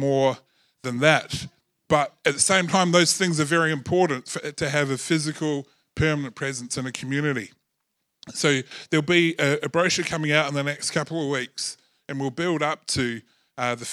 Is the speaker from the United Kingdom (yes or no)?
no; New Zealand; I was born in New Zealand